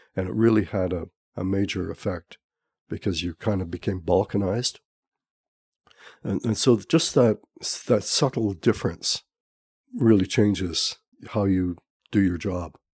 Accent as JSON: {"language": "English", "town": "Montreal", "region": "Quebec", "country": "Canada", "tie": "born or raised there", "also_born_or_lived": "Calgary / Ladner", "moved": "as an adult", "lives_now": "Pender Island, Canada", "said": "I'm originally from Montreal"}